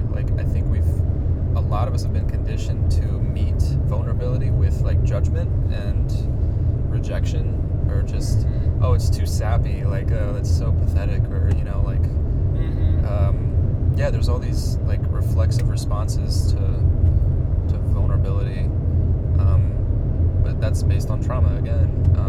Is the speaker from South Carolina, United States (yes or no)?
yes; South Carolina, United States; now in San Francisco Bay Area, United States; I'm not from here. I grew up in South Carolina